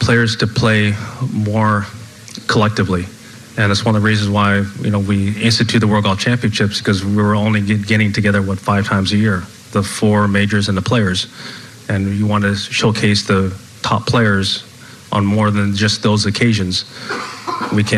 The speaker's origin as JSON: {"language": "English", "area": "Los Angeles area", "region": "California", "country": "United States", "tie": "born or raised there", "said": "my hometown"}